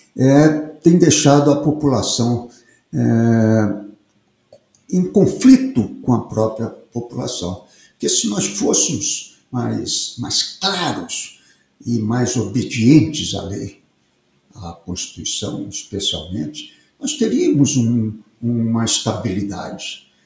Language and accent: Portuguese; Piauí, Brazil; Eu sou piauiense é, de origem